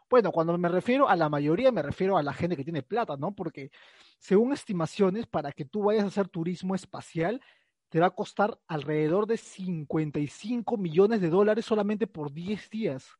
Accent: Peru; los peruanos estábamos metidos mucho en las elecciones

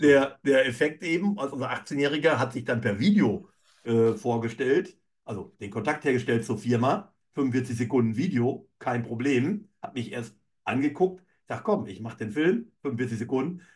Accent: Emsland, Lower Saxony, Germany; also born or lived in Cologne; bin aufgewachsen in der Landwirtschaft im emsländischen Bereich

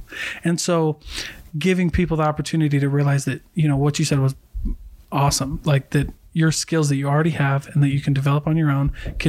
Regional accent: Hawaii, United States; also born or lived in Iowa; now in Utah, United States; before I moved to Utah, cause I'm not originally from here. I lived in Iowa and I'm Hawaiian.

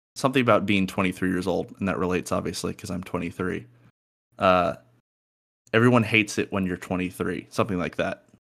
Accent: New York area, United States; moved away; as a New Yorker

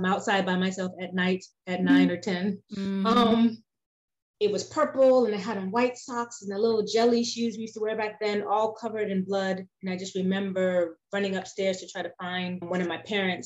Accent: New York City, New York, United States; I was born in Brooklyn, New York, in a part of Brooklyn called Bedford-Stuyvesant, which back in those days was one of the rougher areas in Brooklyn. Right now it's getting gentrified, so it's kinder and gentler in some areas, but not so much when I was growing up there.

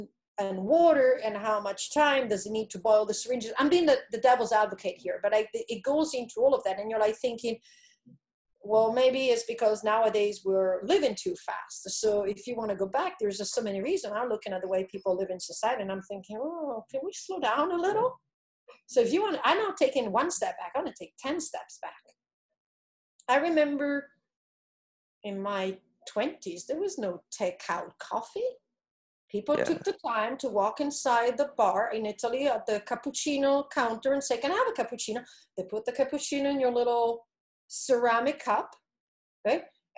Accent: DR Congo; I grew up in the Congo. Remember, my mom had a metal box with two glass syringes and metal needles.

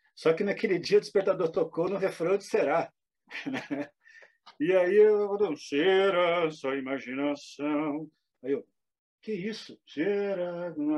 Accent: Pantanal, Mato Grosso do Sul, Brazil; moved away; also born or lived in Rio de Janeiro; eu sou pantaneiro, eu já sou de uma região que só consegue despertar a atenção das pessoas pelo caráter exótico

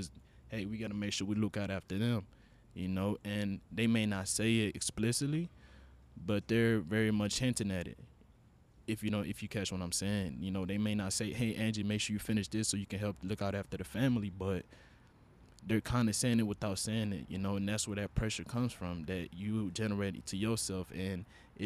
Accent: Honduras; first language Spanish; English is a second language; moved away; I am from Honduras. And, you know, English is my second language for y'all that didn't know. Spanish is my first

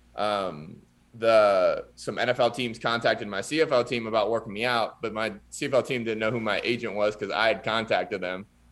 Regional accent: Pickerington, Ohio, United States; my hometown, like, Pickerington, Pataskala, Ohio area.

